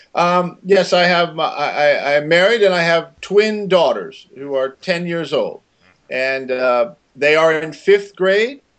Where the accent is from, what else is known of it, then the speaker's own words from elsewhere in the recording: Maryland, United States; moved away as an adult; also born or lived in Missouri; now in Brooklyn, New York, United States; I was born in Missouri uh-huh. and grew up in the state of Maryland